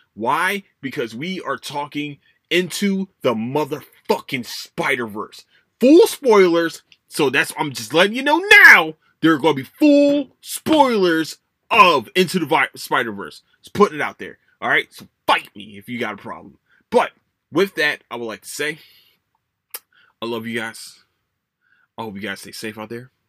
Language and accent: English; Philadelphia, Pennsylvania, United States; moved away; I'm from, I'm from Philadelphia